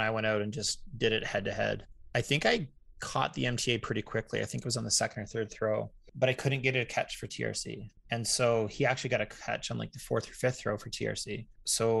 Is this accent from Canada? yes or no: yes; Canada; being Canadian